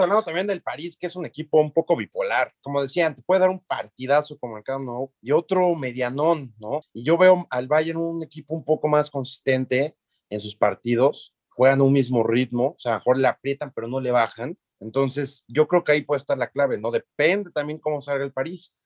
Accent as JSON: {"language": "Spanish", "country": "Mexico", "said": "yo soy mexicano"}